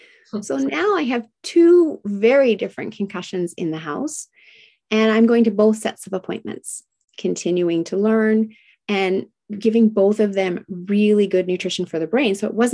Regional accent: Tokyo, Japan; And I was raised in Tokyo, Japan in the 1970s, during the height of manufacturing plants spewing out toxins.

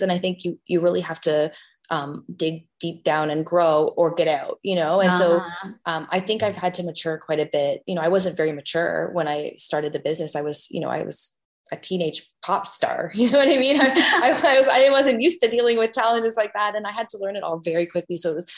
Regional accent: Canada; a Canadian, like a teenage singer back in the day

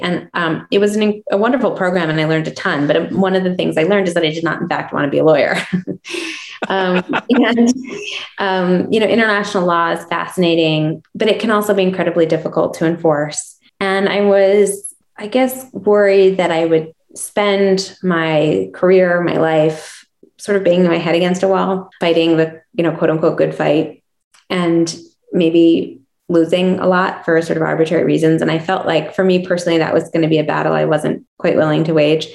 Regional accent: Chicago, Illinois, United States; moved away as an adult; now in Jackson Hole, United States; I grew up in Chicago on the South Side in Hyde, a neighborhood neighborhood called Hyde Park

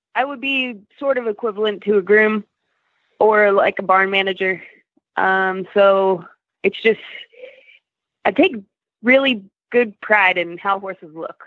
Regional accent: Reno, Nevada, United States; moved away as an adult; also born or lived in Colorado; originally, I'm from Reno, Nevada.

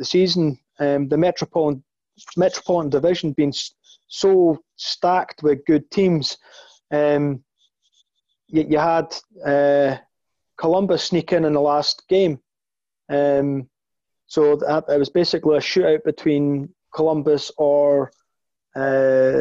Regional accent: Scotland, United Kingdom; despite being Scottish

